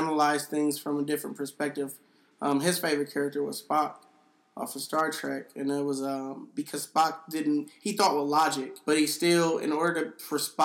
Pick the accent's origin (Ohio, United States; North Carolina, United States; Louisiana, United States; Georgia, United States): Ohio, United States; Cleveland; growing up in Cleveland